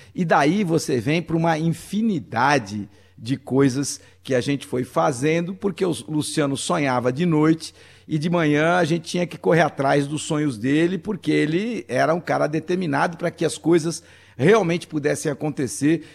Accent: São Paulo, Brazil; eu nasci ali na Engenheiro Andrade Júnior

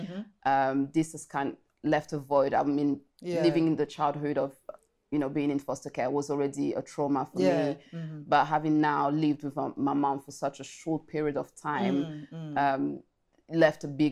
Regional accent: France; also born or lived in Congo; I was born in France, but then I went to Congo at the age of five, if I recall it correctly. Stayed in Congo for almost, I think, 3 years

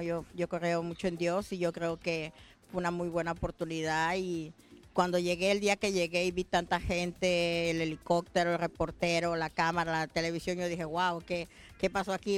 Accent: Mexico; now in Adelaide, Australia; como todo mexicano, empezamos en un lugar pequeño

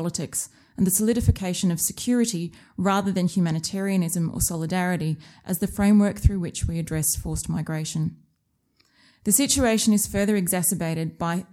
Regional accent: Australia; accent: Australian; moved away; You may be able to tell from my accent that I'm an Australian by birth.

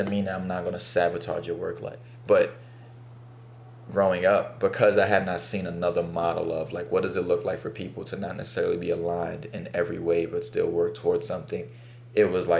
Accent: New York City, New York, United States; as a black kid growing up in Bed-Stuy

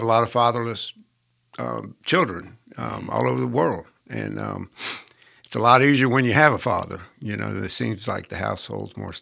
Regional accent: Louisville, Kentucky, United States; And I was born in Louisville, Kentucky. And I was bused downtown in 5th and 10th grade

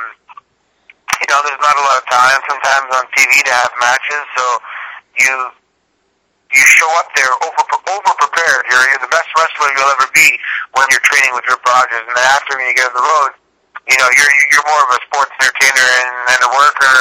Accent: Toronto, Ontario, Canada; moved away as an adult; I grew up in Toronto

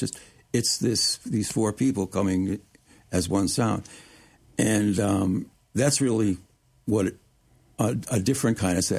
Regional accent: Detroit, Michigan, United States; also born or lived in Chicago, Illinois / Ann Arbor, Michigan; I grew up in Chicago and Detroit and environs.

